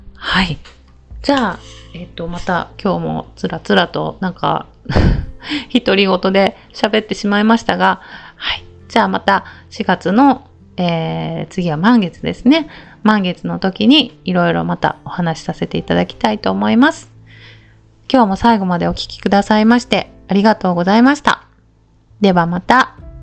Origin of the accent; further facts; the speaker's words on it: Okayama, Japan; 私たち岡山県人が